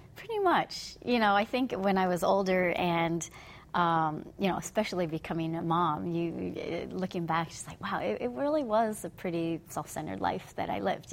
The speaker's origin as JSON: {"language": "English", "town": "Fremont", "region": "California", "country": "United States", "tie": "born or raised there", "also_born_or_lived": "Hayward, California", "said": "grew up in Fremont, which is was sleepy town back then"}